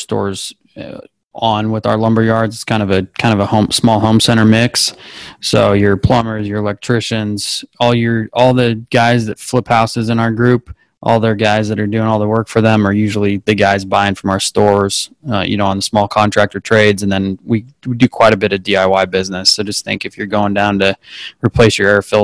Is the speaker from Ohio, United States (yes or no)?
no; Spokane, Washington, United States; also born or lived in Houston, Texas; I was raised in Washington, grew up working hard and playing sports